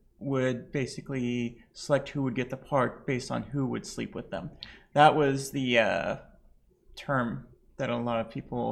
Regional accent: Lebanon; now in United States; I'm bi, trans, and Lebanese, and we are recording from America

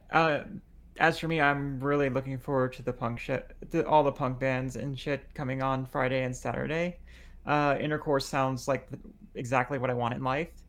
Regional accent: Lebanon; now in United States; I'm bi trans Lebanese

